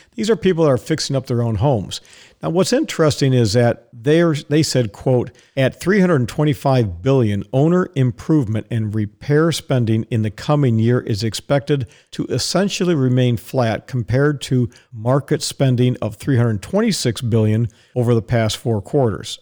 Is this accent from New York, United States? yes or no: no; Dallas, Texas, United States; moved away; Dallas is my hometown. That's where I was born. Haven't lived in Dallas for a long time